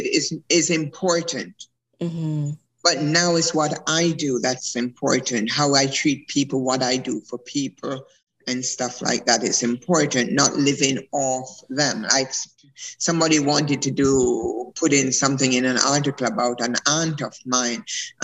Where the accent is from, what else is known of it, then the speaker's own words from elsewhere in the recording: Jamaica; I was born in Jamaica. I'm a Maroon